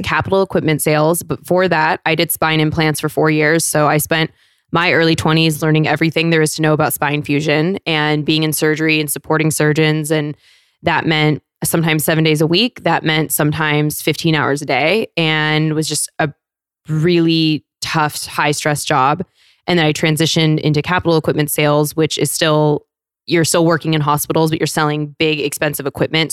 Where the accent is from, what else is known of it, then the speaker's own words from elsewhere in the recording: Federal Way, Washington, United States; moved away; also born or lived in San Diego; I'm from South Seattle, so closer to Tacoma